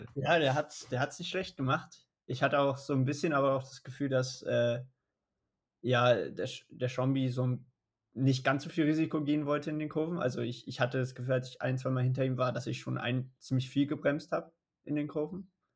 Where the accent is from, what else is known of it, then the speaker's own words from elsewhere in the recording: Berlin, Germany; also born or lived in Boulder, Colorado; ich bin in Berlin aufgewachsen